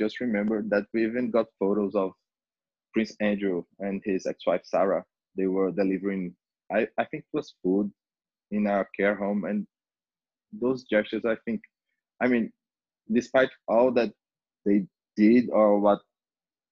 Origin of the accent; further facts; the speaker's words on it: Brazil; my country, and I'm from Brazil